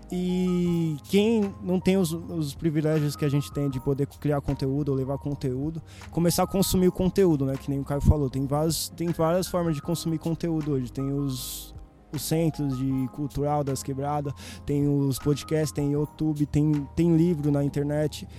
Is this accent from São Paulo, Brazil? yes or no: yes; Guarulhos, São Paulo, Brazil; Nasci em Guarulhos